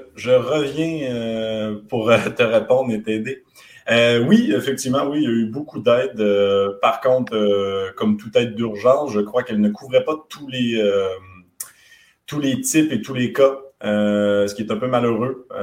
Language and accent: French; Quebec, Canada; accent: very light; mon, accent est très léger, mais, on est québécois